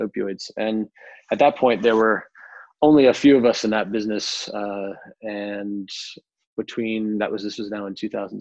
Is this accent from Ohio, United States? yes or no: no; Richmond, Virginia, United States; accent: American; moved away as an adult; also born or lived in New York; now in London, United Kingdom; moving back to my hometown, Richmond, Virginia, from New York